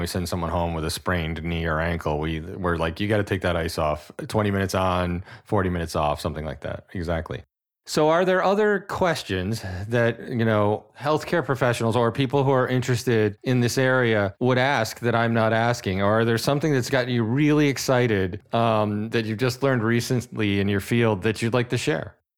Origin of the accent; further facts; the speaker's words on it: New England, United States; someone who's born and raised in New England